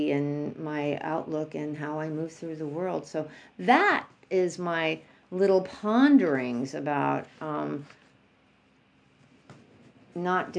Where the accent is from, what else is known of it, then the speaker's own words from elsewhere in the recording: New York, United States; I'm from New York